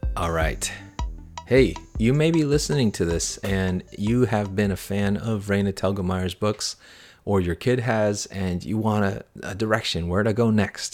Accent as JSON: {"language": "English", "country": "United States", "tie": "born or raised there", "said": "as a kid growing up in America, as an immigrant"}